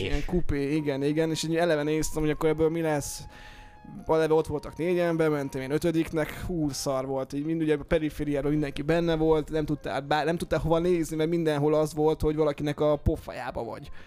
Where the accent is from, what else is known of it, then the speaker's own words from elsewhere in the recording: Eastern Hungary, Hungary; moved away as an adult; now in Budapest, Hungary; mi magunk is ugye vidékiek vagyunk, ugye vagyunk uh, Kelet-Magyarországról, mi ketten